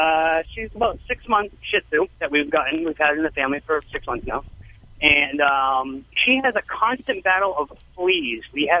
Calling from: Massachusetts, United States

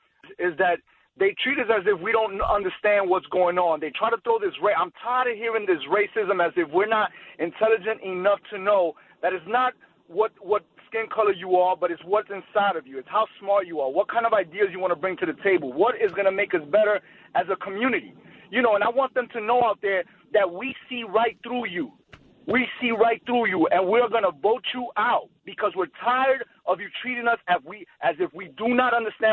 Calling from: New York City, New York, United States; I'm calling from the Bronx here in New York City

